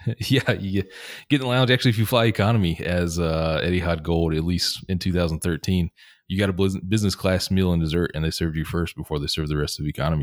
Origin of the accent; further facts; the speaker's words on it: Atlanta, Georgia, United States; moved away as an adult; also born or lived in Seattle; in my home, uh, where I grew up in Atlanta